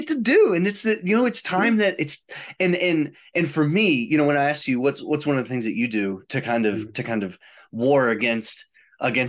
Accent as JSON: {"language": "English", "area": "outside of Chicago", "region": "Illinois", "country": "United States", "tie": "born or raised there", "said": "I grew up outside of Chicago"}